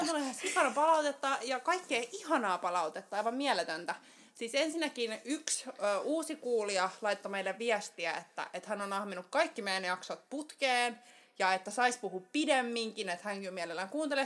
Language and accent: Finnish; Helsinki, Uusimaa, Finland; Helsingistä kotoisin ja täällä pääosan elämää eläneenä